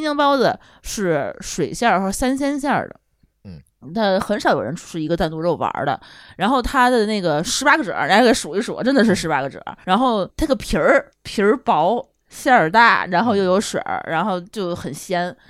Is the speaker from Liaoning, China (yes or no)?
no; Tianjin, China; 我妈是外宣，我从小在那长大